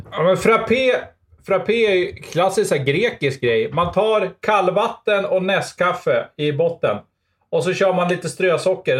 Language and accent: Swedish; Sweden; som svensk